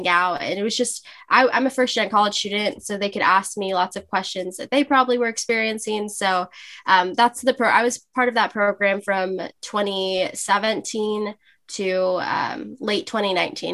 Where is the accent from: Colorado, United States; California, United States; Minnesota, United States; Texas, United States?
California, United States; Los Angeles; I'm from Los Angeles, California. I've been born and raised here all my life.